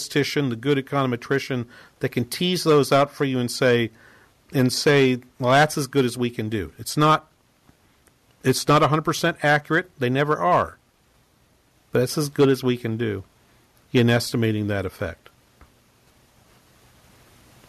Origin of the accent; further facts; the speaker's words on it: New England, United States; I'm from New England